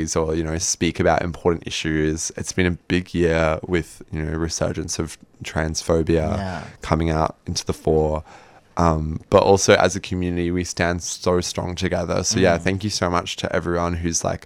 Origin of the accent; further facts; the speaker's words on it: New Zealand; moved away; I am New Zealander